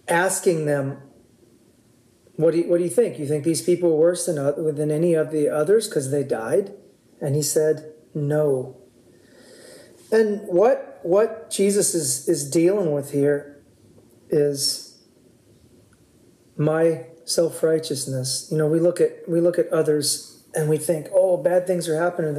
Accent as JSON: {"language": "English", "area": "Oahu", "region": "Hawaii", "country": "United States", "tie": "born or raised there", "said": "We grew up on Oahu when we were kids"}